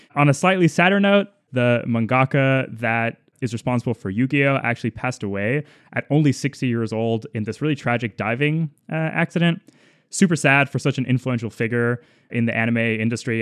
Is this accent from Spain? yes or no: yes; Madrid, Community of Madrid, Spain; moved away; I was born in Madrid